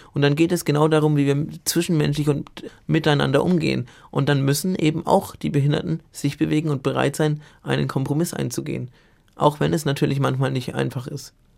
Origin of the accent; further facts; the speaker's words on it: Bamberg, Bavaria, Germany; also born or lived in Munich; in meiner Heimatstadt Bamberg zufällig war mein Gymnasium neben der Uni